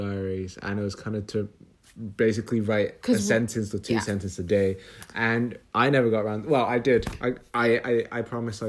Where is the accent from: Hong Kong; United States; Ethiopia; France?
Hong Kong; now in London, United Kingdom; I'm 27 years old, and I am also from London. I'm also from Hong Kong.